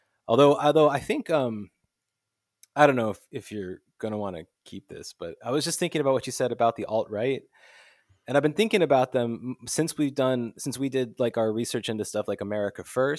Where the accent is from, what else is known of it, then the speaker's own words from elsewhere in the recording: United States; I'm from the States.